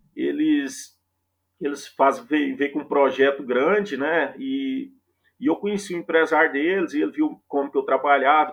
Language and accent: Portuguese; Minaçu, Goiás, Brazil; also born or lived in Goiânia; sou goiano, né? Como se diz, goiano do pé rachado. sou de Minasu, Goiás, é o interior goiano.